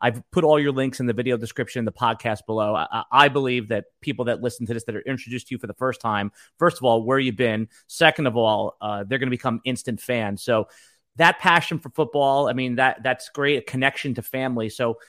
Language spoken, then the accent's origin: English; Northeast, United States; I mean, we grew up in the Northeast.